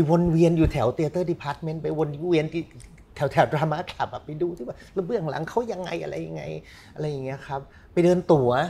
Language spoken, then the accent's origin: Thai; Thailand; moved away; also born or lived in San Francisco, United States; ในความเด็กไทยตอนนั้นที่คิดถึงบ้าน